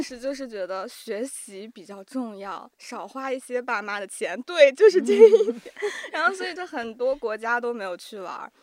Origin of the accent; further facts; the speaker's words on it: Ningxia, China; moved away; 因为我们家就是宁夏那边